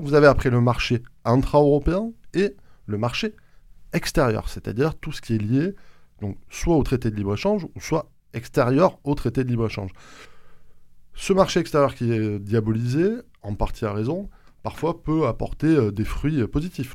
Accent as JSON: {"language": "French", "area": "Haute-Garonne", "region": "Occitania", "country": "France", "said": "chez nous en Haute-Garonne"}